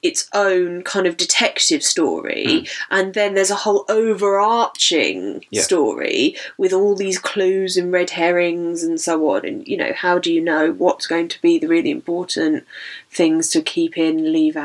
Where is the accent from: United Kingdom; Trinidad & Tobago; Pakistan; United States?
United Kingdom; we're British